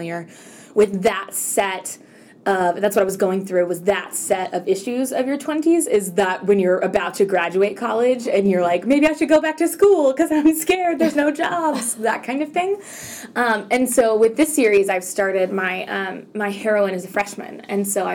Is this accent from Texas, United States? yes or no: yes; Texas, United States; I grew up in Texas